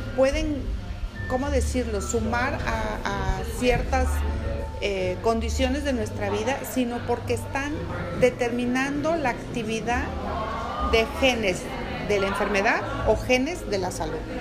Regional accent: Mexico; Porque somos mexicanos, porque somos latinos

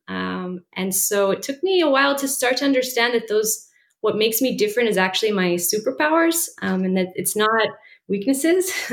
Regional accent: Washington, District of Columbia, United States; moved away as an adult; also born or lived in Israel / Bolivia; I grew up in Washington, D.C.

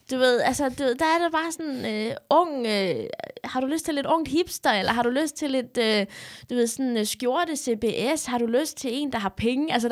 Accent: Odense, Southern Denmark, Denmark; moved away; Jamen, jeg er fra Odense. Jeg er fra lidt... Øh, folk vil jo sige, jeg ikke var fra... Jeg er fra Odense.

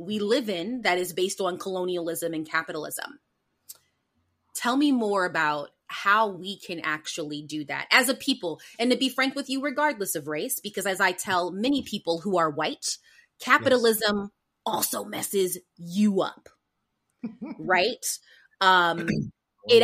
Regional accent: St. Louis, Missouri, United States; growing up in St. Louis, Missouri

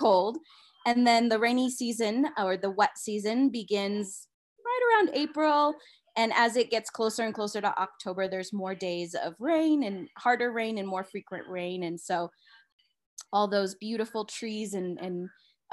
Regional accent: United States; also born or lived in Costa Rica; now in Colorado, United States; I am originally from the U.S.

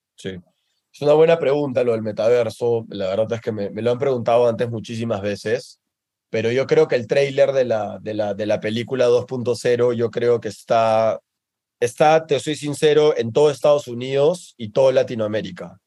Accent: Peru; now in Mexico; en mi país

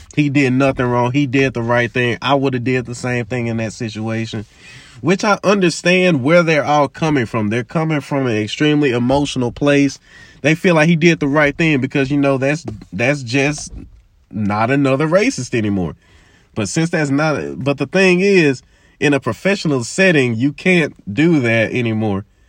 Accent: Memphis, Tennessee, United States; as a black man growing up in Memphis

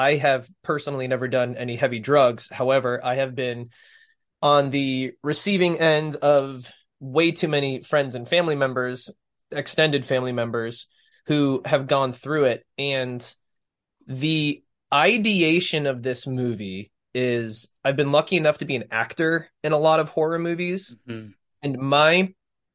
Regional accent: Florida, United States; growing up in Florida

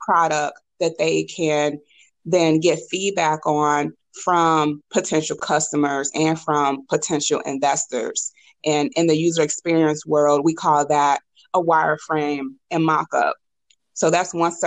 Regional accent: St. Louis, Missouri, United States; moved away as an adult; also born or lived in Boston; I'm from St. Louis, grew up in North St. Louis

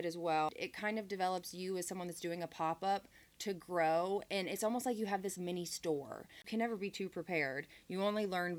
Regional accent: Fort Wayne, Indiana, United States; moved away; Fort Wayne, Indiana, which is where I was born

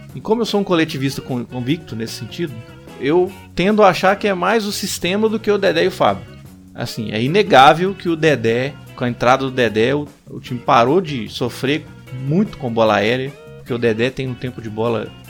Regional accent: Brazil; sendo brasileiro e sendo cruzeirense

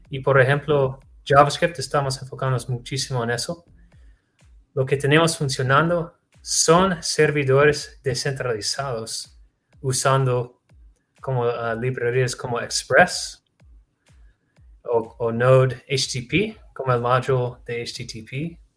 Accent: Texas, United States; Sí, de los Estados Unidos, en Texas.

